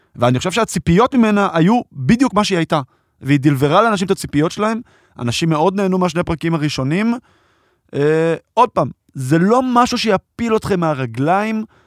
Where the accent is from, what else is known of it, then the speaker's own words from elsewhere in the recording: Israel; גדלתי פה ב- בישראל